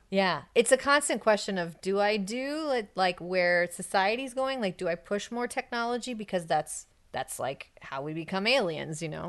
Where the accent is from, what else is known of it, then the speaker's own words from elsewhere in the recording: United States; an American